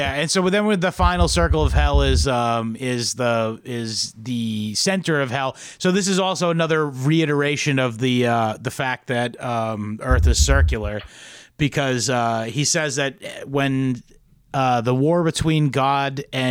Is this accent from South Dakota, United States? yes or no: no; Norfolk County, Massachusetts, United States; moved away; I'm from Norfolk County, by the way, originally.